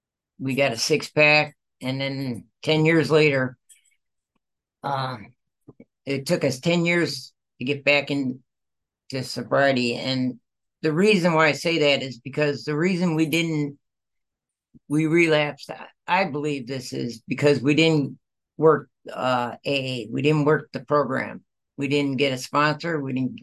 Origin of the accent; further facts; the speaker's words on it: Michigan, United States; I was born and raised in the Midwest, Michigan, and I had four brothers, no, five brothers and a sister